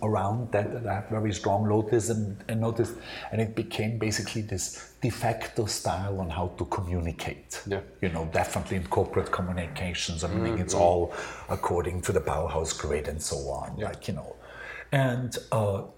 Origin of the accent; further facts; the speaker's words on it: Austria; moved away as an adult; now in New York, United States; I grew up in Austria, I went to art school in Austria